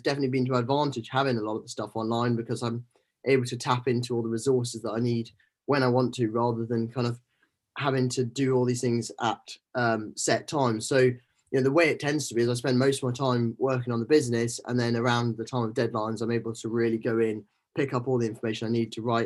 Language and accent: English; Scotland, United Kingdom; moved away as an adult; growing up in Scotland